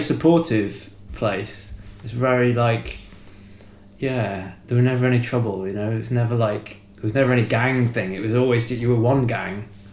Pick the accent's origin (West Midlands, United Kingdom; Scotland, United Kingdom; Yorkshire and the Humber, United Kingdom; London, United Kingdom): West Midlands, United Kingdom; Shropshire; where I'm from in Shropshire as well, it's like farming land